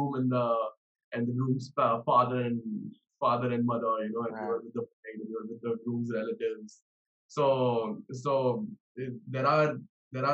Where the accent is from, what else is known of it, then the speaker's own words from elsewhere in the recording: Mumbai, Maharashtra, India; also born or lived in New York; I come from Bombay.